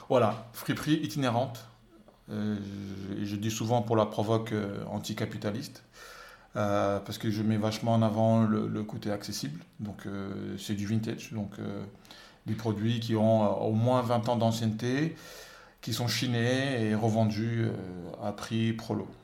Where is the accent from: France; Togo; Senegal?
Senegal; moved away as an adult; je suis né au Sénégal, j'ai grandi au Sénégal